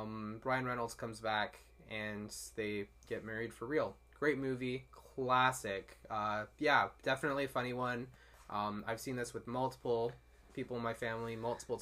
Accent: Winnipeg, Manitoba, Canada; moved away; I'm originally from Winnipeg, Manitoba in Canada

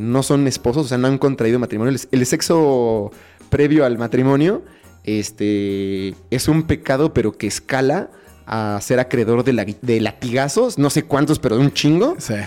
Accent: Mexico; como mexicanos

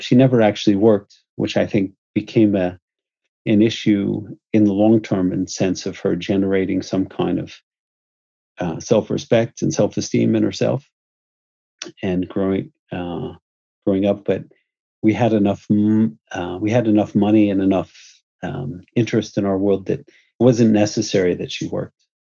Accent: United States; moved away as an adult; also born or lived in Houston / New York / San Francisco / Utah; I'm American

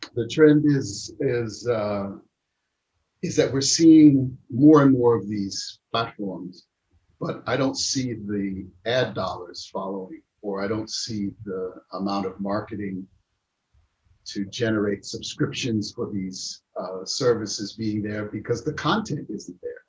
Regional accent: United States; I'm American, but have these roots and these connections

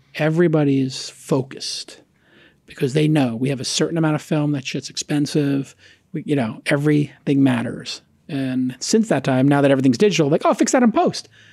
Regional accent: United States

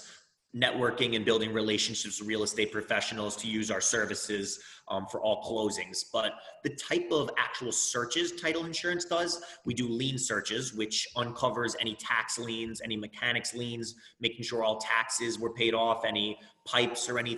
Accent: Roslyn, New York, United States; also born or lived in Indiana; now in New York City, United States; I'm born and raised in Rosslyn, New York. It's on Long Island

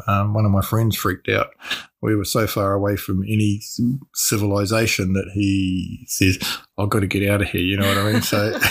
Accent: New Zealand; My father was in the Air Force, and so we got transferred around New Zealand quite a lot. We started in Christchurch and we went to Wellington.

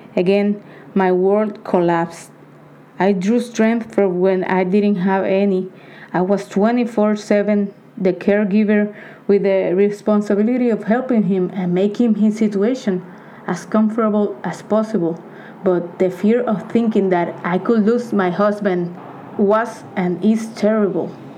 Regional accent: Puerto Rico; I am 40 years old, born and raised in Puerto Rico.

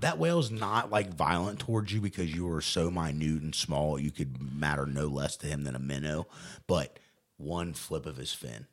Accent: Newport, Kentucky, United States; I grew up swimming in the Ohio River.

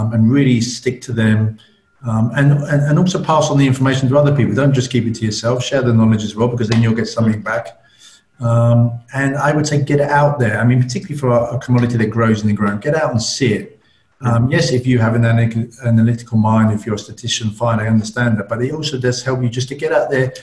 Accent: London, United Kingdom; I'm from London

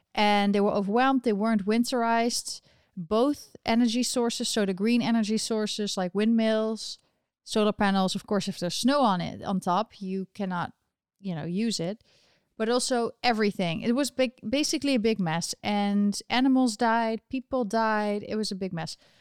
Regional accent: Netherlands; moved away as an adult; now in New York, United States; I'm from the Netherlands

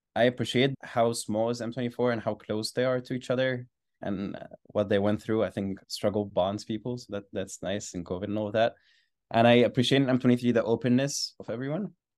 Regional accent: Alexandria, Alexandria Governorate, Egypt; moved away as an adult; I grew up in Alexandria, Egypt. I went to the same school for fourteen years, and I stayed in the same city for eighteen years

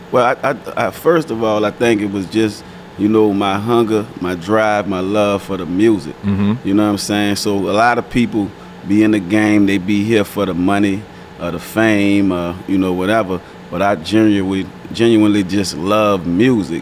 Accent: New Orleans, Louisiana, United States; I'm from New Orleans, from the Nine Water Wild Desire Project

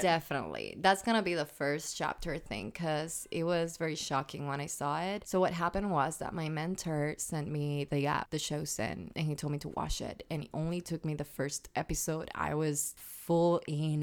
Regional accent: Puerto Rico; first language Spanish; English is a second language; moved away; I'm Puerto Rican, guys. I'm a born and raised in that beautiful paradise of an island in the Caribbean.

